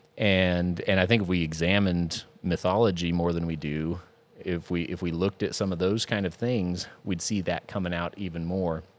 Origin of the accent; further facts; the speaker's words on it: Intermountain West, United States; in my family, growing up in the Intermountain West